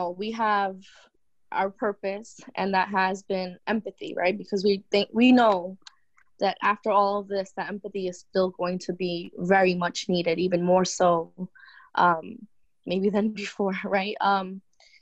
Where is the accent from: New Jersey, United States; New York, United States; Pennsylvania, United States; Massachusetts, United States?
New York, United States; New York City; we're from Queens, New York, and initially this was a hot zone out here, especially where we live.